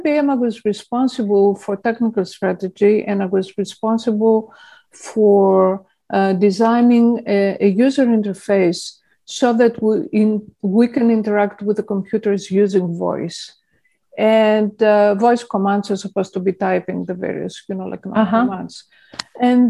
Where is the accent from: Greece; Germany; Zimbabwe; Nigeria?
Greece; Athens, Attica; moved away as an adult; also born or lived in England / Portland, Oregon; now in California, United States; I was born in Plaka, in the foothills of Acropolis, literally, in Athens, Greece. And I grew up there and I went to school there.